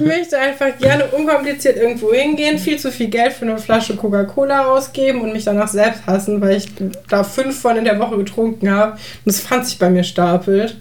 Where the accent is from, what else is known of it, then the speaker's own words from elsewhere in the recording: North Rhine-Westphalia area, Germany; also born or lived in Aachen; wir kommen ja auch aus dem Großraum NRW